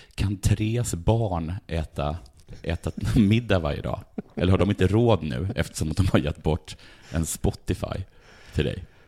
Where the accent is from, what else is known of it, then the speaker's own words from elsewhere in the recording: Sweden; jag är från Sverige